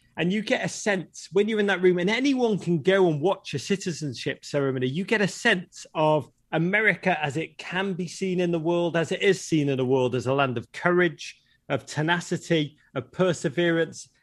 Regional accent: Liverpool, North West England, United Kingdom; moved away; I grew up in Liverpool, a, a magnificent city

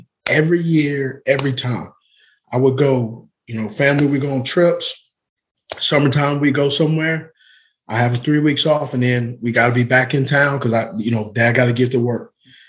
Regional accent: California, United States; I'm from Cali, so organic, and you know, I love sourdough and fresh orange juice.

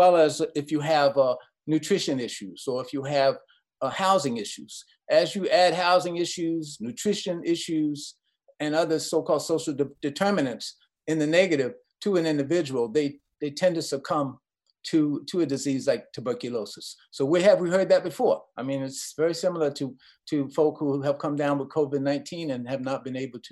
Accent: New York City, New York, United States; also born or lived in Queens, New York / Ohio; I'm a New York kid. You know, I grew up in Brooklyn, and then our family moved out to Queens

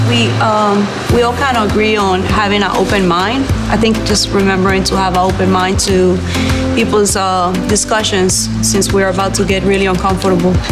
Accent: Pascagoula, Mississippi, United States; I'm from Pascagoula, Mississippi.

